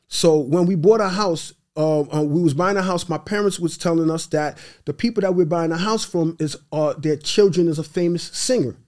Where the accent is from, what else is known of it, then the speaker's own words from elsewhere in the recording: New York City, New York, United States; first language Haitian Creole; English is a second language; also born or lived in Brooklyn, New York / Haiti; now in Long Island, United States; born in Brooklyn, raised in Queens, live in Long Island.